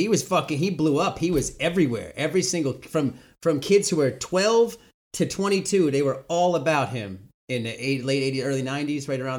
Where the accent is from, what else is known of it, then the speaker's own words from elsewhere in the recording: Yonkers, New York, United States; I'm from Yonkers